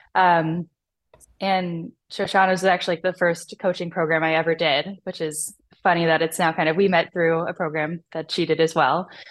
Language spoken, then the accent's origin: English; Chicago, Illinois, United States; in my hometown of Chicago